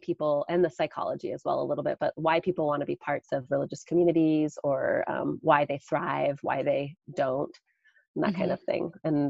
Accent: Caldwell, Idaho, United States; In Caldwell. Yeah, just over the river from you. Well, more in town.

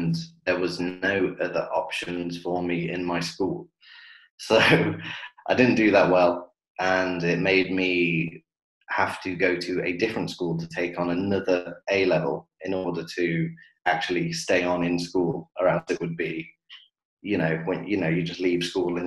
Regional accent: Coventry, West Midlands, United Kingdom; moved away as an adult; now in Dubai, United Arab Emirates; I am from Coventry in the Midlands

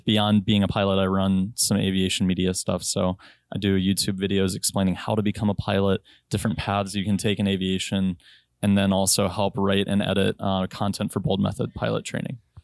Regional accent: Richmond, Virginia, United States; moved away; also born or lived in Chicago / North Dakota / Hawaii; I'm from Richmond, Virginia

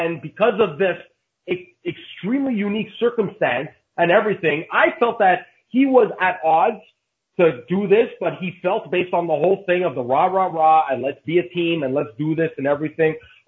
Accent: Canada; like me as a Canadian fan

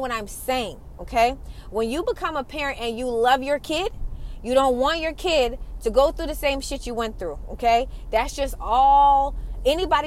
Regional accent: Atlanta, Georgia, United States; I'm from Atlanta

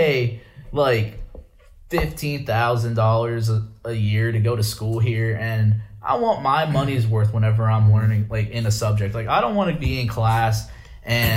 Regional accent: Chambersburg, Pennsylvania, United States; also born or lived in Shippensburg; I'm only from Chambersburg. I'm only gonna be living there to get off my feet

